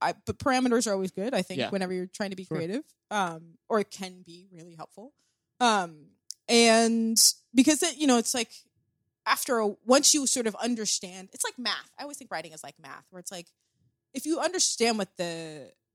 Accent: Columbia, Maryland, United States; moved away as an adult; also born or lived in Barcelona / New York; I am from Columbia, Maryland, which is a special place, and I had a very fortunate upbringing.

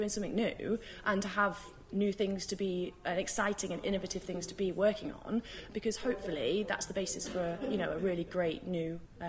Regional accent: United Kingdom; as British people

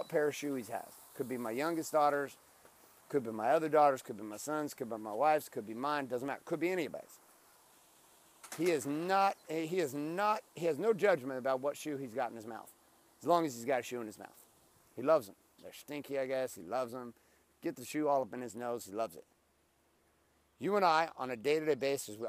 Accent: Stockton, California, United States; now in Orange County, California, United States; We grew up in Stockton, California

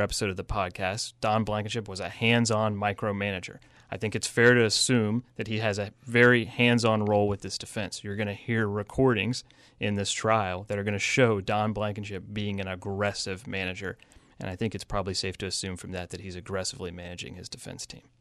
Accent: Parkersburg, West Virginia, United States; The Parkersburg area is, is, it, it happens to be where I'm from

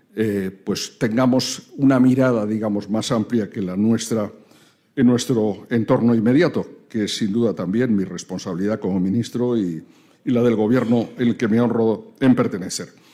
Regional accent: Spain; como españoles y como europeos

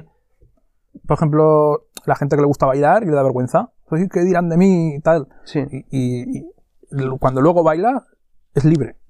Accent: Monzón, Aragon, Spain; la gente que somos de, de Monzón o de la zona

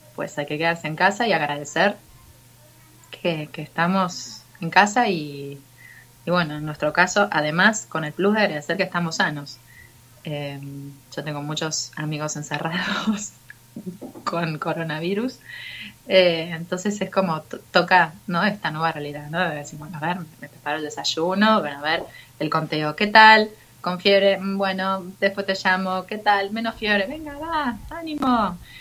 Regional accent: Buenos Aires, Argentina; como buena argentina porteña psicoanalizada

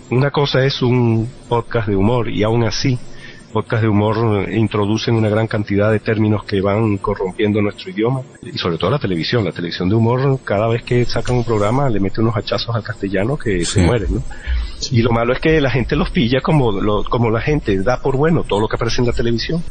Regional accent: Venezuela; accent: Venezuelan; yo no estoy renunciando a mi acento venezolano, que es eh, totalmente venezolano

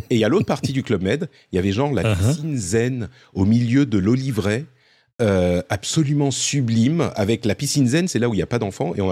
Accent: Cannes, Provence-Alpes-Côte d'Azur, France; je suis originaire de Cannes, je suis totalement d'accord, Patrick.

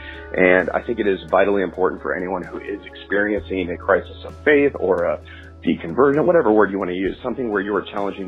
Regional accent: Southern California, United States; I was raised a Christian in Southern California with my family.

